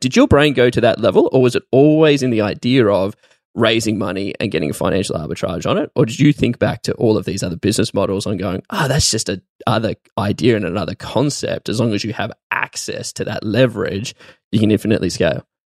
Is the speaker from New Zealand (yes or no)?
no; Australia; as an Australian, I've never been to America